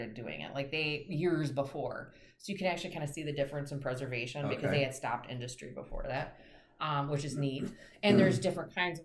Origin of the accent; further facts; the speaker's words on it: Tonica, Illinois, United States; I am from Tonica, Illinois, a town of 700 in Illinois